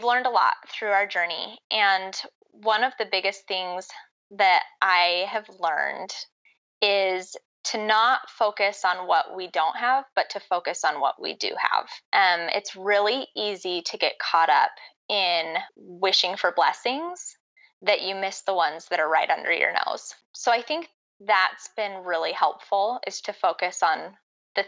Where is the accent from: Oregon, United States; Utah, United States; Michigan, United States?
Utah, United States; I grew up in Utah County, and I've lived in Utah pretty much my whole life.